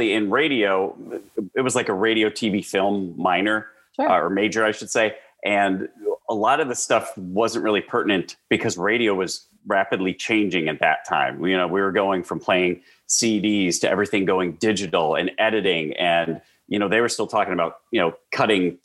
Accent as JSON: {"language": "English", "town": "Marshfield", "region": "Wisconsin", "country": "United States", "tie": "born or raised there", "also_born_or_lived": "Waupaca, Wisconsin", "accent": "Midwest", "moved": "as an adult", "lives_now": "Charlotte, United States", "said": "born in Marshfield, Wisconsin, central Wisconsin"}